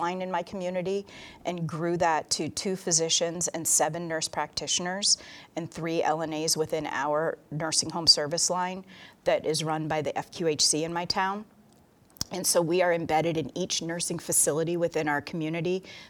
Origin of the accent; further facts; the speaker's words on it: Vermont, United States; I'm a nurse practitioner from the state of Vermont.